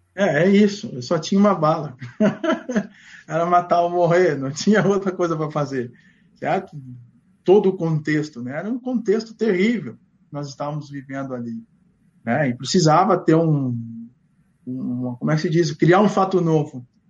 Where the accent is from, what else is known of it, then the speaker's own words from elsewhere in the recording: Porto Alegre, Rio Grande do Sul, Brazil; Eu sou gaúcho, estou daqui, cara. Sou nascido e criado em Porto Alegre